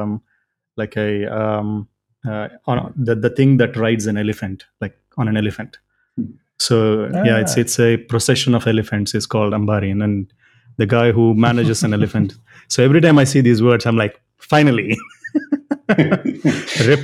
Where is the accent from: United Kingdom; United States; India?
India; now in Netherlands; I'm from India originally